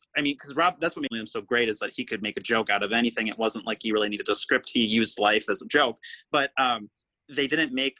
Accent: Wausau, Wisconsin, United States; I come from Wausau, it is very small. And I don't want to say small-minded, but I grew up very like conservative

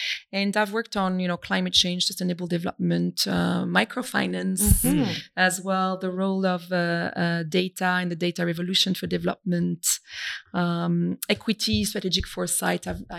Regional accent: Brittany, France; And I am French originally from Brittany, as my name might indicate to some people.

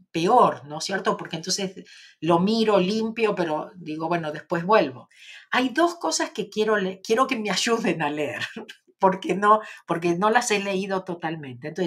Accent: Argentina; soy de Argentina, como vos.

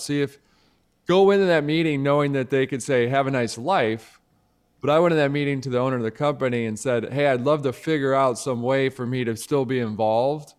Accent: Midwest, United States; I'm from the Midwest, I'm from the Midwest

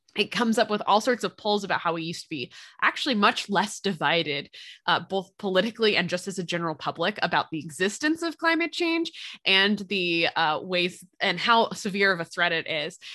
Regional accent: Philadelphia, Pennsylvania, United States; accent: Philly; now in Indiana, United States; moving back to Pennsylvania, if we end up going what we call down the shore, um, in the Philly area

